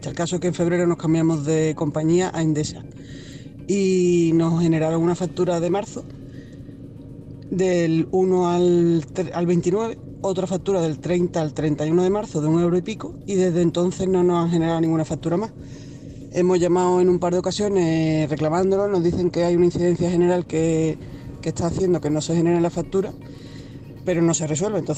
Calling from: Seville, Andalusia, Spain; de Sevilla.

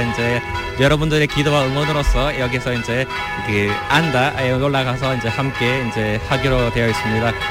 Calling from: Córdoba, Andalusia, Spain; de Córdoba.

